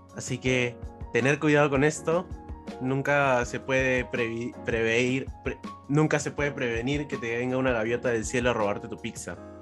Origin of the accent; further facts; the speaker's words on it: Peru; lo que somos los peruanos en el extranjero